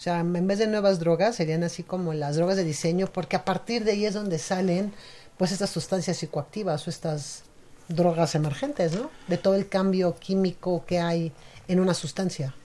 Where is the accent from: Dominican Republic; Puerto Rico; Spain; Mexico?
Mexico; nuestra cultura como mexicanos